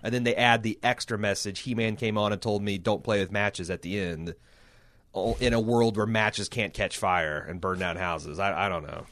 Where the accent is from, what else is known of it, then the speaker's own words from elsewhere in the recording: United States; speaking of this as an American.